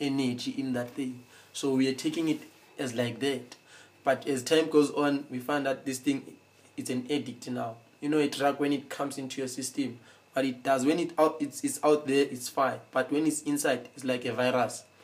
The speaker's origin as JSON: {"language": "English", "town": "Soweto", "region": "Gauteng", "country": "South Africa", "said": "where I come from Soweto, you understand, from the streets"}